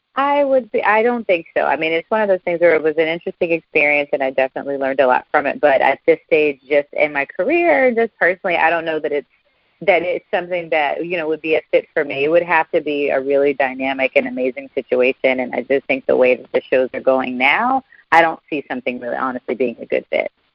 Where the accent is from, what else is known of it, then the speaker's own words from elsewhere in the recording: Alabama, United States; my home state of Alabama